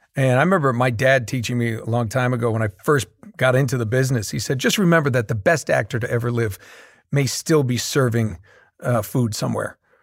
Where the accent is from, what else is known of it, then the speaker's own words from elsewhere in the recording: Boston, Massachusetts, United States; We're both from the Boston area